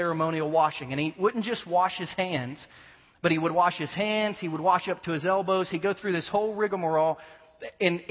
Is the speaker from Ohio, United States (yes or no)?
yes; Ohio, United States; moved away; I'm from Ohio, born and raised in Ohio, huge Buckeye fan